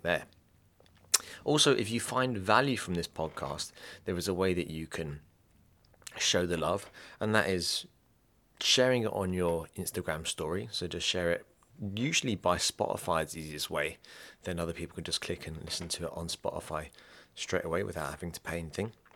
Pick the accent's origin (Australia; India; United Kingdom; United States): United Kingdom; England; I'm English as well